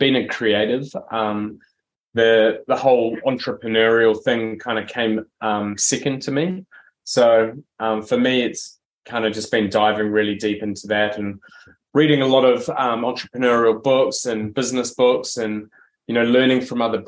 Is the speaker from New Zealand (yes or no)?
yes; New Zealand; now in Australia; I'm originally from New Zealand. I moved over to Australia in 2008